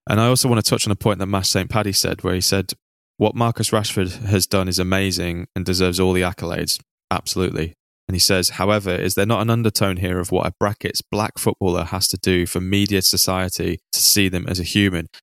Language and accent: English; Manchester, North West England, United Kingdom; So I grew up in Manchester. I actually grew up not too far from Withenshaw.